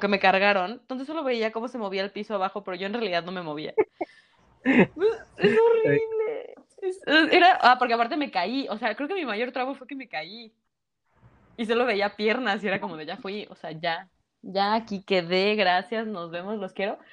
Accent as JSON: {"language": "Spanish", "country": "Mexico", "said": "somos buenos mexicanos"}